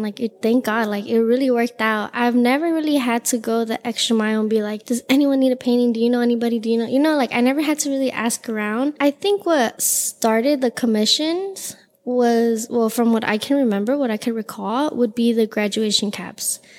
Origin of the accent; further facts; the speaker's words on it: Los Angeles, California, United States; I am born and raised in Los Angeles